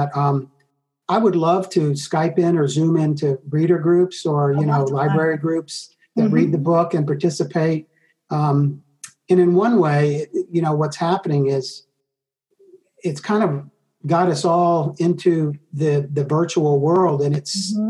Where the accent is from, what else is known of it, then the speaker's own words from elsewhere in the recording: Georgia, United States; moved away; also born or lived in Tennessee / the Carolinas; I'm originally from Georgia